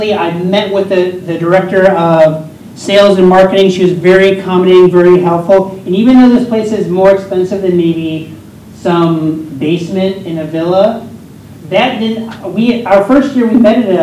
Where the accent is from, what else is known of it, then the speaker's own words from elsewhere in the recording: Pennsylvania, United States; I am a part owner of a restaurant in my hometown in Pennsylvania